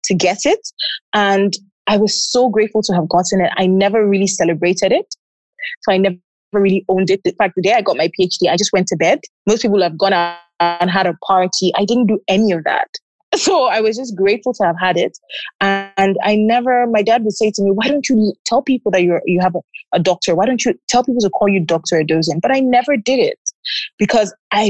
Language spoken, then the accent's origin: English; Lagos, Nigeria; I'm from Lagos, Nigeria.